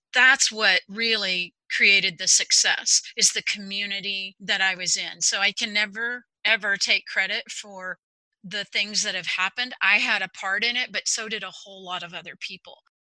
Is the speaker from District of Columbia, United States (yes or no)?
no; Texas, United States; now in Overland Park, United States; I am from Texas originally. I'm a native Texan and very proud of that currently live in Overland Park, Kansas.